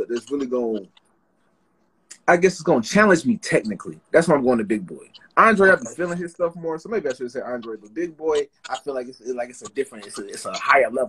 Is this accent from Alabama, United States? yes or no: no; Greensboro, North Carolina, United States; Greensboro, North Carolina, right here.